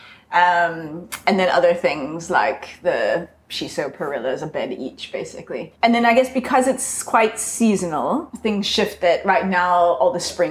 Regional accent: Bay Area, California, United States; moved away as an adult; also born or lived in New York State; now in Hout Bay, South Africa; I grew up in the Bay Area, where, I mean, I remember fields of apple

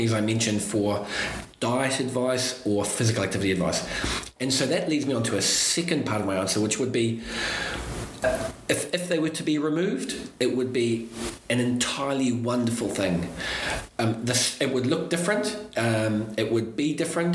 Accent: New Zealand; now in United Kingdom; I'm still a foreigner here, I'm originally from New Zealand

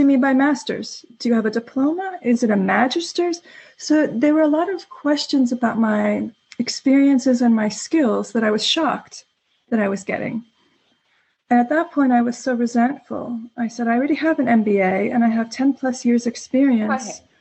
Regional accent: New York City, New York, United States; moved away as an adult; now in Stockholm, Sweden; I'm an American um, originally from the New York City area. I moved to Stockholm about eight years ago

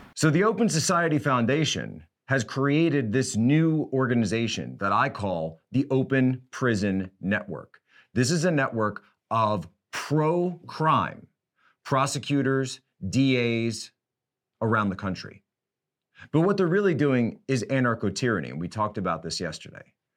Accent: Philadelphia, Pennsylvania, United States; I'm from the Philadelphia area.

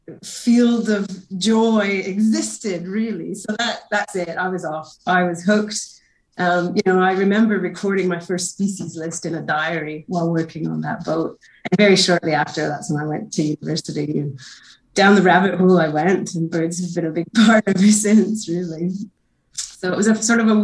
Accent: Northern Ontario, Canada; moved away as an adult; also born or lived in Vancouver Island; now in Tasmania, Australia; I'm a Canadian birder, originally from Northern Ontario

